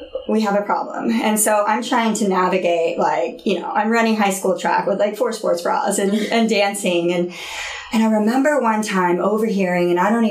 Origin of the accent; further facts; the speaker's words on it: Oklahoma City, Oklahoma, United States; moved away; I grew up in Oklahoma City.